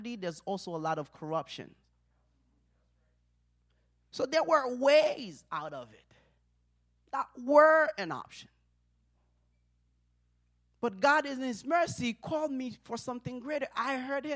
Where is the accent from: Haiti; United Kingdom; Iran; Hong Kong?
Haiti; English is a second language; now in United States; I'm from Haiti